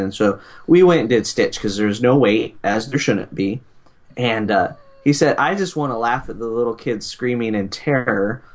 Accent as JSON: {"language": "English", "region": "Nebraska", "country": "United States", "said": "we were we're from Nebraska"}